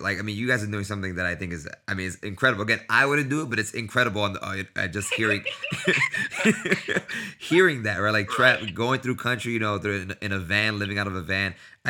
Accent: New York City, New York, United States; I'm from New York City as well

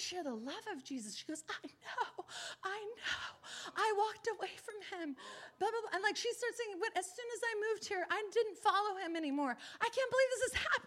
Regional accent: Los Angeles, California, United States; I'm from Los Angeles

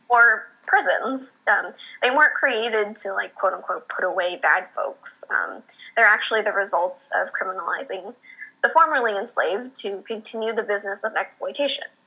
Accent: Bakersfield, California, United States; now in San Diego, United States; growing up in Bakersfield

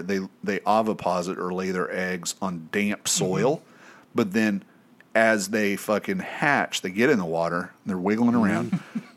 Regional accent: East Tennessee, United States; growing up in East Tennessee

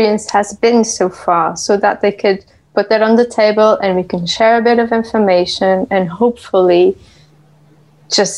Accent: Portugal; moved away as an adult; now in United Kingdom; I hail from the UK, but I am originally from Portugal. I've been in the UK for 13 years now

